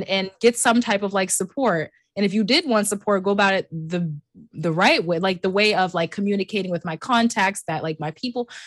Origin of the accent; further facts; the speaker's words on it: United States; I'm literally an American.